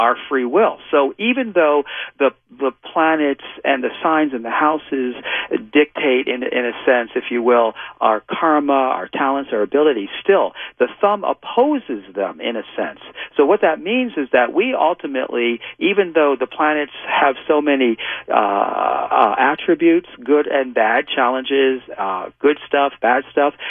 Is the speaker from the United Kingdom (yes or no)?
no; New York, United States; moved away; also born or lived in California; I'm from New York originally, and when I first went out to California